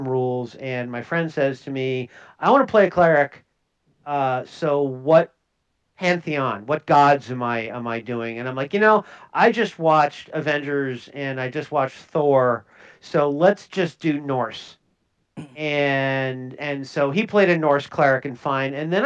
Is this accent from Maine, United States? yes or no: no; Minnesota, United States; I'm from Minnesota